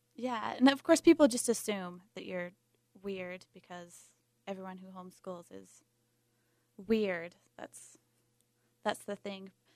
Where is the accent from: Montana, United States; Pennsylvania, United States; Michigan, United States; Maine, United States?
Montana, United States; moved away as an adult; now in Salt Lake City, United States; I'm from Montana, and longtime homeschooler, homeschooled K through twelve